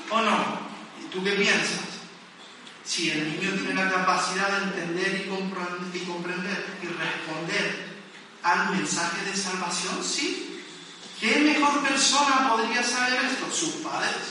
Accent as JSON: {"language": "Spanish", "town": "Las Palmas de Gran Canaria", "region": "Canary Islands", "country": "Spain", "moved": "yes", "lives_now": "Tenerife, Spain", "said": "yo soy de Las Palmas y a veces incluyo Las Palmas en medio de mi frase."}